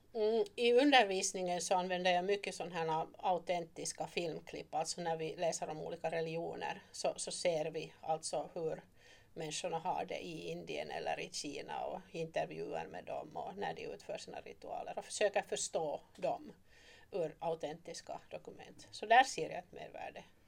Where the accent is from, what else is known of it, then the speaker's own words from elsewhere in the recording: Turku, Southwest Finland, Finland; moved away as an adult; also born or lived in Oravais / East Africa; now in Malax, Finland; ursprungligen är jag hemma från Åbo. Och där föddes jag och blev uppvuxen